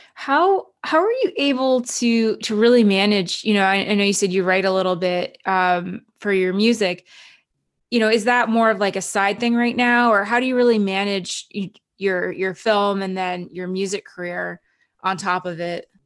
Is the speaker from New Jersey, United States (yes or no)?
yes; New Jersey, United States; moved away as an adult; also born or lived in Canada; now in Los Angeles, United States; I grew up in New Jersey, so I'm very familiar with the New York area